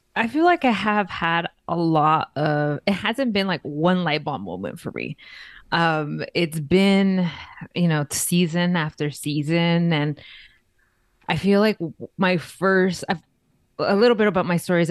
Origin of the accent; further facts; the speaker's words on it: Los Angeles, California, United States; now in Las Vegas, United States; I am originally born and raised in East L A, Los Angeles, California